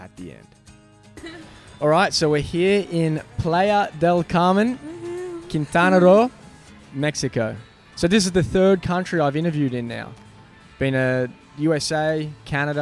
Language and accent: English; Australia; I'm from Australia